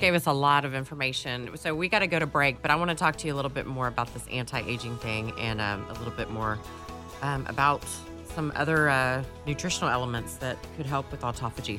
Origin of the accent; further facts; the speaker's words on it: Dallas, Texas, United States; growing up in Dallas